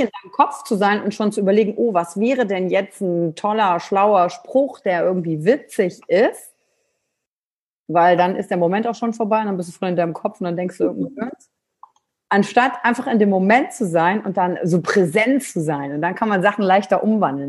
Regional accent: Kreis Mettmann, near Wuppertal, North Rhine-Westphalia, Germany; also born or lived in Wülfrath; now in Cologne, Germany; Kreis Mettmann, Wuppertal. Ich ja. bin in Hahn geboren

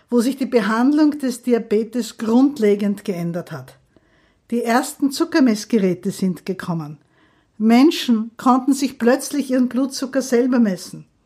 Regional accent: Graz, Styria, Austria; now in Vienna, Austria; Ich bin eigentlich gar keine Wienerin, aber ich liebe diese Stadt. Ich komme aus Graz, habe in Wien dann fertig studiert

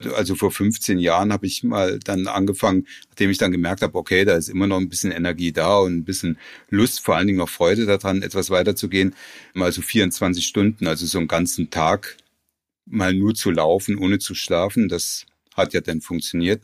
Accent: Frankenau, Hesse, Germany; ich bin auf dem Dorf groß geworden

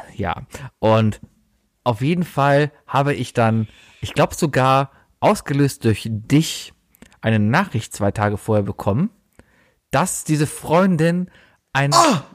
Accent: Cologne, North Rhine-Westphalia, Germany; ich war Stammkunde als Kind im Scherzartikelladen hier in Köln

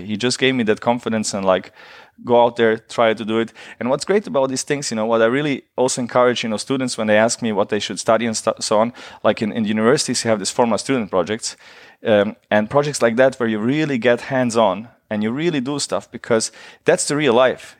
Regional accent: Germany; I grew up in Germany during the war

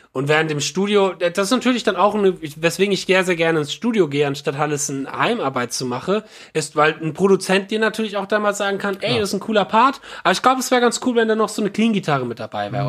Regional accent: Frankfurt area, Hesse, Germany; der Schlagzeuger und ich, wir kommen aus dem Frankfurter Raum

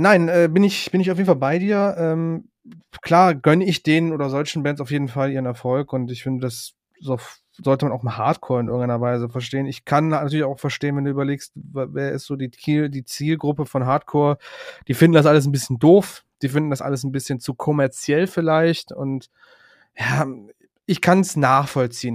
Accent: Cologne region and Ruhr area, North Rhine-Westphalia, Germany; wir kommen ja alle aus dem Westen Deutschlands, alles in der Region Köln und Ruhrpott

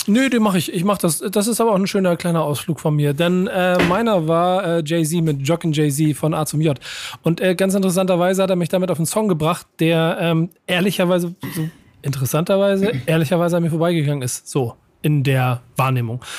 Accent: Hamburg, Germany; als Hamburger

